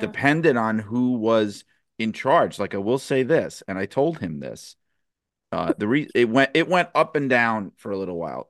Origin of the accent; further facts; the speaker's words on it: New York City, New York, United States; I grew up in New York City